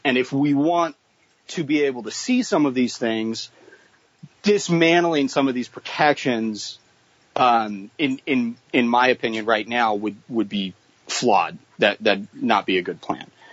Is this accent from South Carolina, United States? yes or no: no; Boise, Idaho, United States; because I grew up in Boise